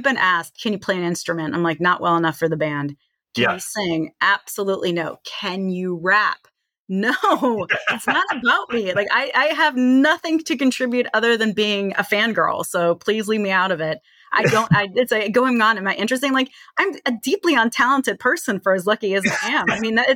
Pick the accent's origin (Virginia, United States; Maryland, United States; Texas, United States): Virginia, United States; Charlottesville; moved away as an adult; also born or lived in Manhattan, New York / St. Louis, Missouri; now in Chicago, United States; So I grew up in Charlottesville, spent most of my time in Charlottesville, despite spending a few years in Manhattan, a few years in St. Louis. I consider myself from Charlottesville, Virginia